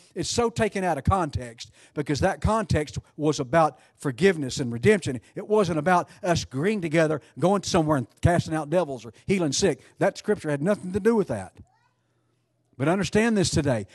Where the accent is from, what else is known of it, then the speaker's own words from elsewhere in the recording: Alvord, Texas, United States; my hometown, Alvord. Population one thousand and five